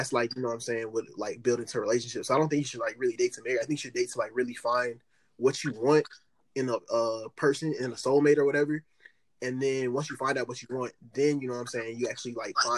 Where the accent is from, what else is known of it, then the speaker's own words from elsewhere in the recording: Atlanta, Georgia, United States; I'm from Atlanta, Georgia.